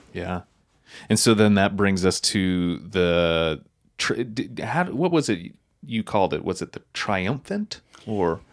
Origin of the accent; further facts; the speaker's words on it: Wolfville, Nova Scotia, Canada; I grew up in Wolf Hill, Nova Scotia